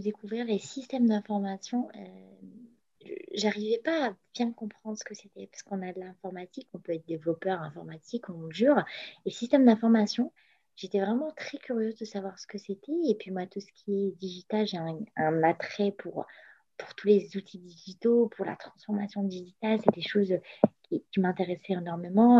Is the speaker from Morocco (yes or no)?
yes; Morocco; moved away as an adult; now in France; je suis née, j'ai grandi au Maroc pendant 20 ans